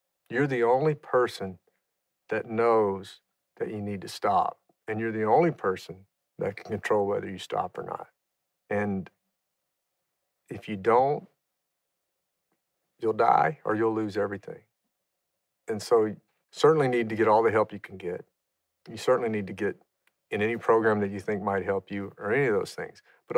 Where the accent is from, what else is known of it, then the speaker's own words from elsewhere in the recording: Louisiana, United States; I grew up in Louisiana, and we used to drink Miller ponies sitting on a tailgate around a bonfire. I mean, that was part of the culture of growing up for us.